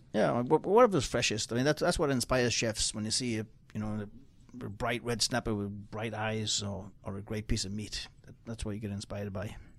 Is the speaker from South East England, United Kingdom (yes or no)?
no; Newcastle upon Tyne, North East England, United Kingdom; now in United States; I'm from uh, Newcastle, England, on the border of Scotland